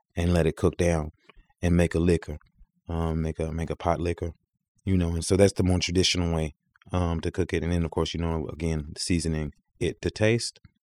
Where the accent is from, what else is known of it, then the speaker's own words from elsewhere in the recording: the South, United States; moved away; I come from the South where it's hot